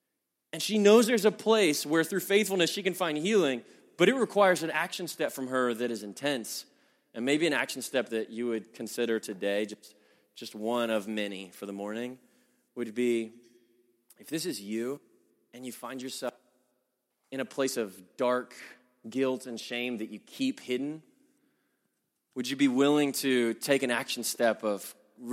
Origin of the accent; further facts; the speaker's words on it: the Bible Belt, United States; I'm from the Bible Belt, and this is a pressure I know that people down south feel a lot